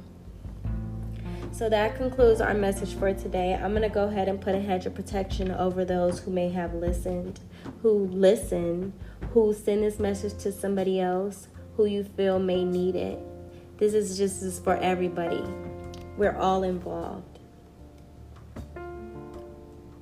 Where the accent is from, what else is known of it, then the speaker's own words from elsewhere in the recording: United States; I am an American